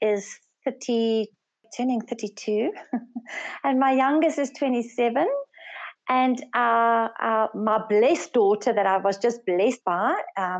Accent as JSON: {"language": "English", "country": "South Africa", "also_born_or_lived": "Swaziland", "first_language": "Afrikaans", "second_language": "English", "said": "I'm from South Africa, and I work with my husband in Swaziland, and I'm the second eldest of five daughters. I'm actually Afrikaans speaking, but English is my second language"}